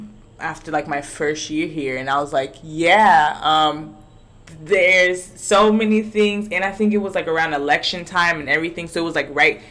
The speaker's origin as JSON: {"language": "English", "country": "United States", "moved": "yes", "lives_now": "Puerto Rico", "said": "I come from the States."}